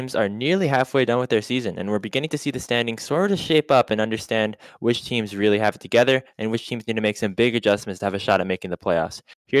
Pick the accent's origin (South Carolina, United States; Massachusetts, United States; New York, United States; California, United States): New York, United States; as a New Yorker myself, it hurts to see the team that took down the Yankees make it all the way to the World Series.